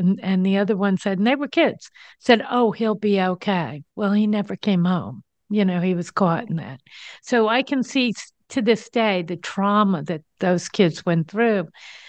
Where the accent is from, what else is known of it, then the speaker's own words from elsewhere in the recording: East Coast, United States; I'm from the East Coast